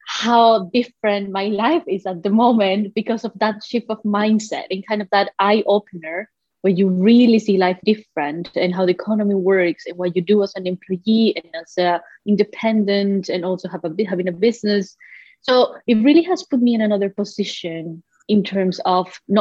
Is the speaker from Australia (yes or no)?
no; Colombia; moved away; I come from Colombia originally, so you know, all the way back to the other part of the ocean